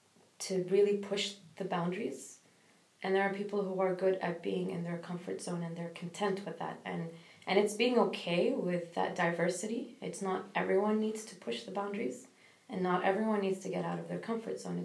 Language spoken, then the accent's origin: English; Kuwait; I'm from Kuwait